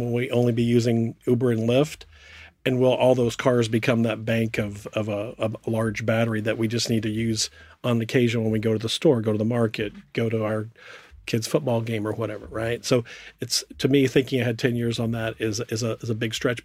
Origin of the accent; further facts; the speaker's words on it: United States; accent: American; also born or lived in California; I'm an American